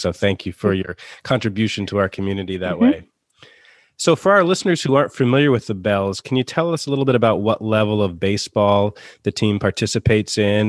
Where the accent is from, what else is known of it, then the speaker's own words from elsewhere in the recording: Bowie, Maryland, United States; my hometown of Bowie, Maryland